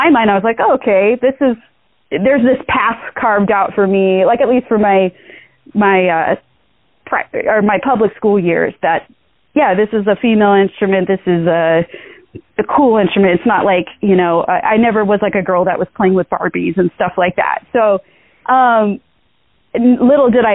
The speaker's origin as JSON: {"language": "English", "area": "Orange County", "region": "California", "country": "United States", "tie": "born or raised there", "said": "I grew up in Orange County, California."}